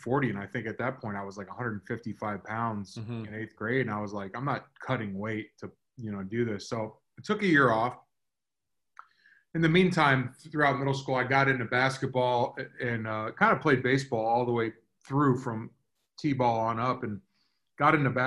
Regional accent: South Florida, United States; growing up in South Florida

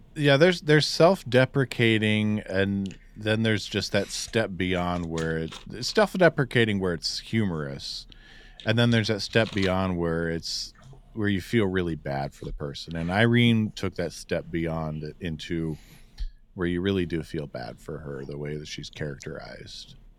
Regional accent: Cuyahoga Falls, Ohio, United States; I'm not technically a suburb of Cleveland, but I'm close enough that I can tell someone I'm from the Cleveland area.

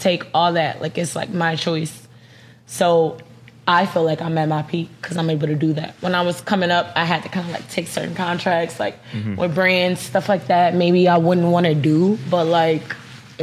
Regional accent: Dallas, Texas, United States; I'm from Dallas

